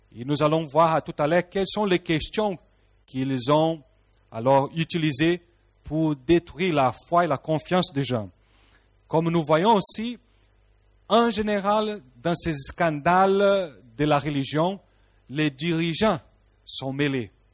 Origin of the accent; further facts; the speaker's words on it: Rio de Janeiro, Brazil; French is a second language; moved away; Rio de Janeiro au Brésil d'où moi je suis, je suis un Brésilien